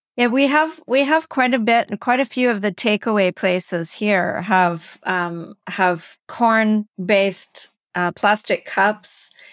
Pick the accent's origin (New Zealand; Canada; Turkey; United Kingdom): Canada; I'm from Canada